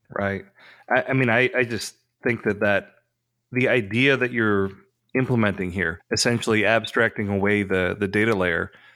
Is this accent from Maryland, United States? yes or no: no; New York, United States; I'm from New York.